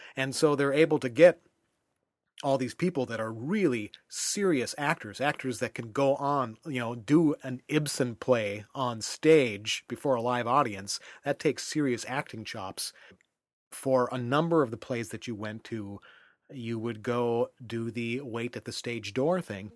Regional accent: United States; as an American

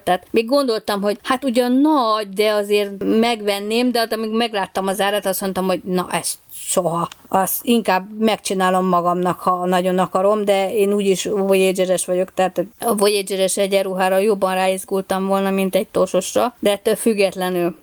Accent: Hungary; mint magyar turista

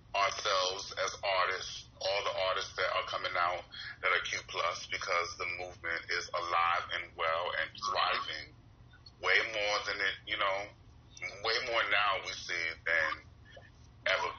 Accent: Norfolk, Virginia, United States; also born or lived in Brooklyn, New York; Brooklyn, New York is where I was born, and I was raised in Virginia, Norfolk, you know, area, 757

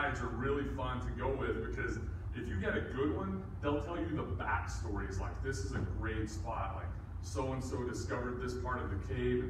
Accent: Carlsbad, New Mexico, United States; I grew up in Carlsbad, New Mexico, which is mostly known for the caverns.

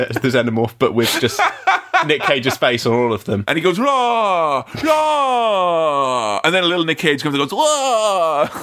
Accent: Nottingham, East Midlands, United Kingdom; and. I'm from Nottingham, United Kingdom.

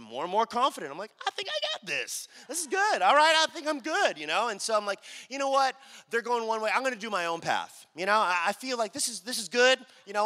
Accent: Dallas, Texas, United States; I'm born and raised in Dallas, right? My whole life

